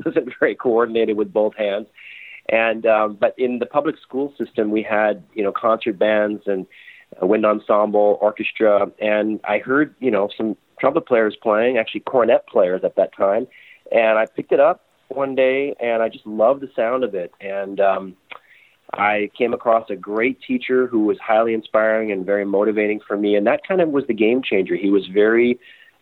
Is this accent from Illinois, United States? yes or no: yes; near Chicago, Illinois, United States; I grew up near Chicago